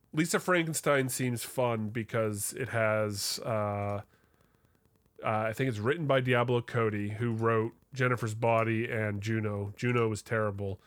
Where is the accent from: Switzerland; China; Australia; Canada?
Canada; Vancouver, British Columbia; my, uh, my hometown football team